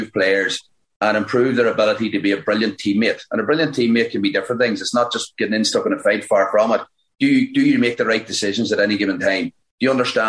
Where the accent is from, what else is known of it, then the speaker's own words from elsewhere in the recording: Fermanagh, Northern Ireland, United Kingdom; we are from Fermanagh